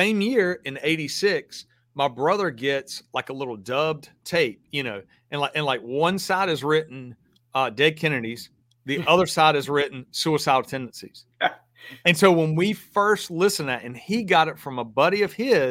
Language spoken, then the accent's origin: English; the South, United States; y'all hear my accent. I grew up in the South